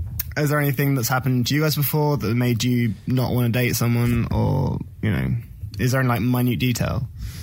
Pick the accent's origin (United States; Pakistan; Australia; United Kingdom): United Kingdom; I'm British, so I fucking love drinking.